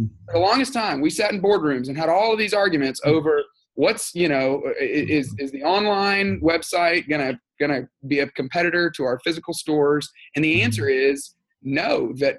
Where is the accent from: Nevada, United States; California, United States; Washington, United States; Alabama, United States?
Alabama, United States; Tuscaloosa; moved away as an adult; also born or lived in Texas; now in Atlanta, United States; I grew up in Tuscaloosa, Alabama